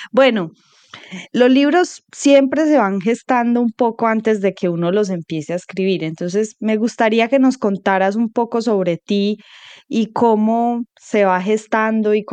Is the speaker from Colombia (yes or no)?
yes; Colombia; historias muy fundamentales de lo que hemos sido como colombianos y, y cómo hemos integrado, nos hemos integrado, y cómo nos relacionamos con nuestro componente afro